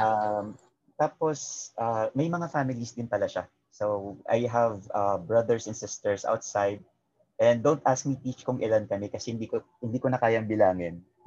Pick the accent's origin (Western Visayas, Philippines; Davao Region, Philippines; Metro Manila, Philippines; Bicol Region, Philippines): Western Visayas, Philippines; Negros Occidental; moved away; I grew up kasi sa Bacolod. Well, not technically in Bacolod, sa Negros Occidental